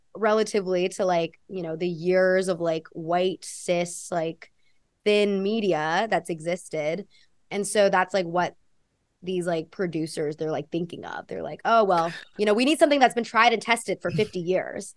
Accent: United States; accent: American; also born or lived in Australia; now in New York, United States; I grew up in a very white community too

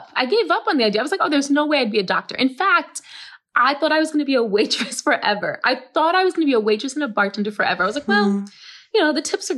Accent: New York City, New York, United States; I grew up in the South Bronx and I grew up with asthma

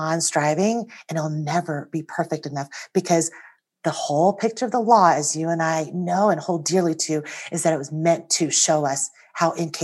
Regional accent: United States; also born or lived in Taiwan; I came to the United States when I was almost 5 years old.

